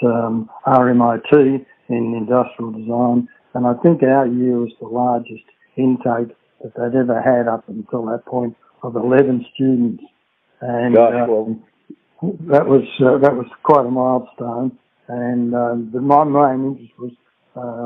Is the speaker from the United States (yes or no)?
no; Bairnsdale, Victoria, Australia; also born or lived in Brighton, Victoria; I do recall my early years, which were all spent in Beansdale in Gippsland, Victoria